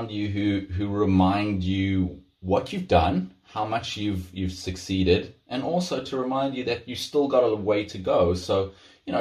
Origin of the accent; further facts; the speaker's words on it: South Africa; moved away; I come from South Africa, where there's big open spaces, great place to run